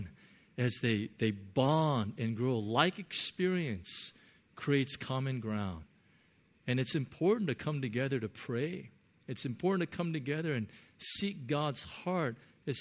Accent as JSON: {"language": "English", "country": "United States", "tie": "born or raised there", "said": "I grew up in America"}